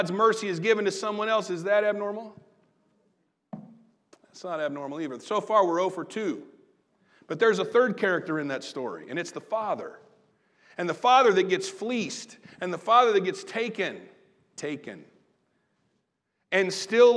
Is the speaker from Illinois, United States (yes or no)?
yes; Southern Illinois, United States; now in Terre Haute, United States; I grew up in Southern Illinois